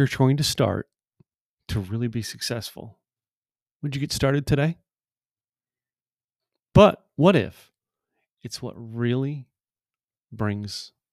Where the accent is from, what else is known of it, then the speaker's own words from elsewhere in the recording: Scranton, Pennsylvania, United States; now in Dallas, United States; I was born on the East Coast in a town called Scranton, Pennsylvania